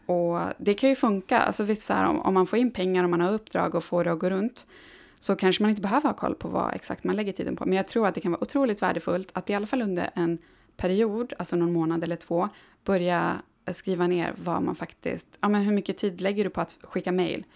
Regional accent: Gällivare, Norrbotten County, Sweden; moved away; uppe i Gällivare som är min hemstad

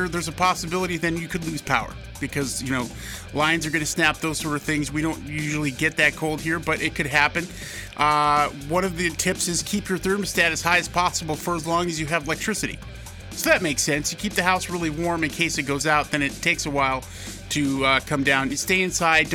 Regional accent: Miles City, Montana, United States; my hometown, Miles City, Montana

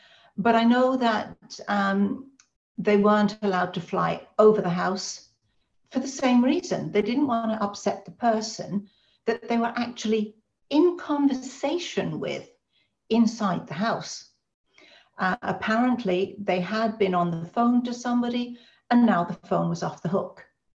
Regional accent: Ireland; because being Irish, they know all about the Birmingham Six, the Guildford Four, the Maguire Seven. I mean, our family really know about this stuff.

